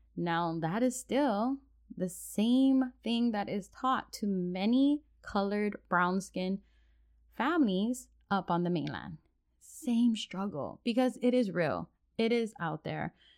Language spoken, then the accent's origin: English; Oahu, Hawaii, United States; moved away as an adult; now in Washington State, United States; mixed plate all together from Hawaii, born and raised, and now living on the mainland in Washington State.